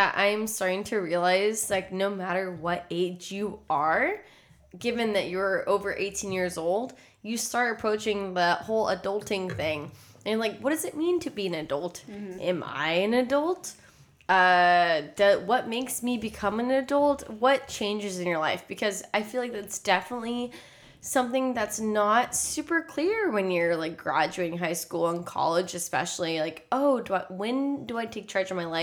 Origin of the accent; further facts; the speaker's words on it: Texas, United States; moved away as an adult; now in California, United States; I grew up in Texas throughout my entire life